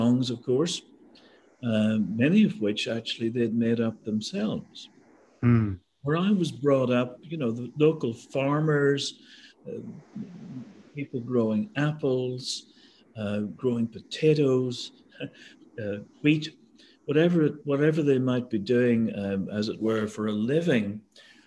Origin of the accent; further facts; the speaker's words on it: Northern Ireland, United Kingdom; moved away; I'm from Northern Ireland. When I was a kid in the 1950s, before we had television